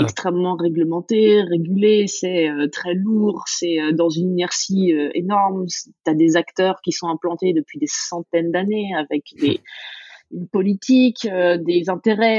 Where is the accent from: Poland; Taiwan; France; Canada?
France; Dijon, Bourgogne-Franche-Comté; moved away as an adult; also born or lived in New York; Je viens de Dijon. j'ai assez attaché à ma ville, à ma Bourgogne profonde